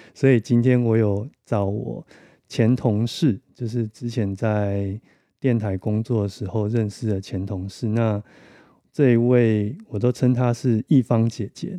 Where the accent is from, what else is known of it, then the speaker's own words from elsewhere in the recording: Taiwan; 我们台湾人